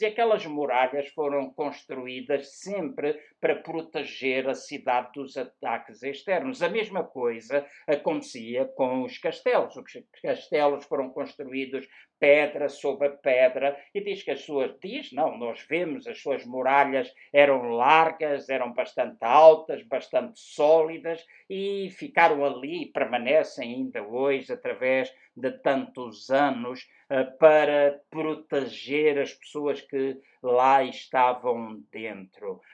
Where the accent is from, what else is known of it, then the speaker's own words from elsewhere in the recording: Luanda, Luanda Province, Angola; moved away; na cidade onde nasci, em Luanda